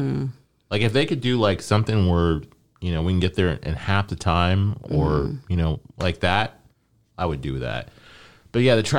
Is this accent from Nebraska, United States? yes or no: yes; Nebraska, United States; born there; I was conceived there, but I was born in Nebraska.